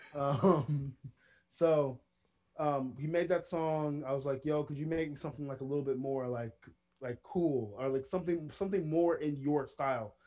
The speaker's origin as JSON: {"language": "English", "town": "Villa Rica", "region": "Georgia", "country": "United States", "tie": "born or raised there", "said": "my hometown, which is Villa Rica, Georgia"}